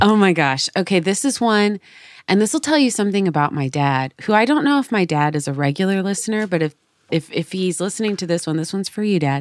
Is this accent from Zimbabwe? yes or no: no; Oregon City area, United States; I'm from this area, the Oregon Trail ends in Oregon City